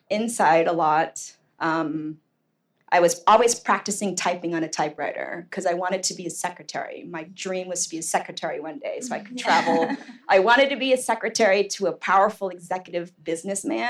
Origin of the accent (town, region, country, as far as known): Portland, Oregon, United States; born or raised there; moved away as an adult; also born or lived in New York